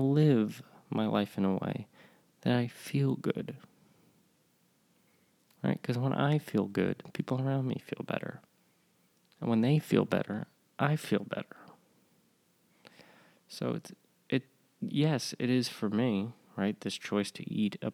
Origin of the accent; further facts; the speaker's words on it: Northeast, United States; now in the South, United States; I live in the South now. I grew up in the North. And in the Northeast, in an Italian-American family